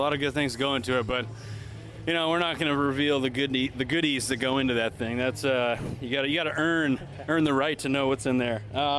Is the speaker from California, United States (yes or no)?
yes; California, United States; I mean, growing up in Southern California, it was just.